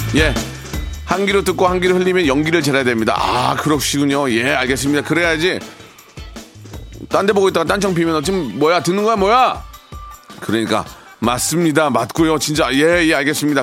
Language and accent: Korean; South Korea; 저는 자랑스러운 DNA 100%의 한국인입니다